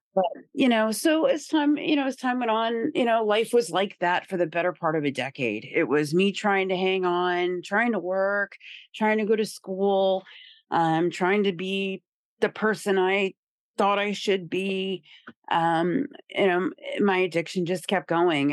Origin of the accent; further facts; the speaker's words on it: Indiana, United States; moved away as an adult; also born or lived in Rhode Island / Boston; I was raised in Indiana, so, you know, I was a country girl and small town kinda vibes.